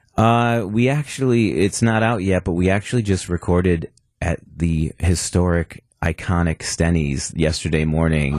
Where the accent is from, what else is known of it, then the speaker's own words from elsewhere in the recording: Milwaukee, Wisconsin, United States; born and raised in Milwaukee, M P S grad